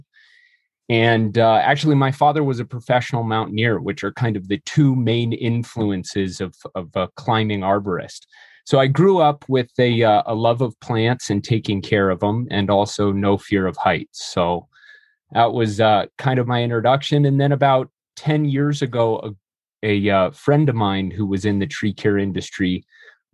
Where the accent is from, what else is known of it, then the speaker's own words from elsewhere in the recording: Boulder, Colorado, United States; also born or lived in Eldorado Springs, Colorado; I was born here at Boulder Community Hospital some 36 years ago and grew up for the first part of my childhood in a place called, that everybody who lives here will know, El Dorado Springs. So just south of Boulder